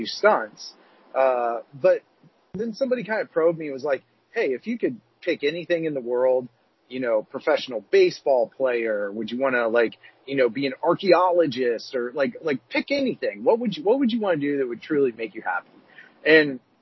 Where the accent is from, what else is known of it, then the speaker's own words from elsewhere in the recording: Columbus, Ohio, United States; moved away; I grew up in Columbus, Ohio